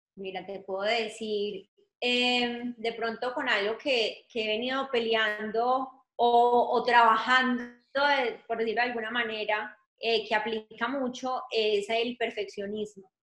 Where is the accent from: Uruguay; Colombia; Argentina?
Colombia; moved away as an adult; now in Atlanta, United States; soy colombiana, hace 15 años vivo en Atlanta.